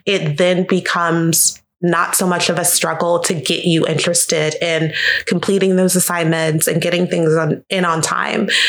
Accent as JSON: {"language": "English", "town": "Jacksonville", "region": "Florida", "country": "United States", "moved": "yes", "lives_now": "Orlando, United States", "said": "I'm from Jacksonville, Florida originally, so not too far from Orlando, about two hours north of here."}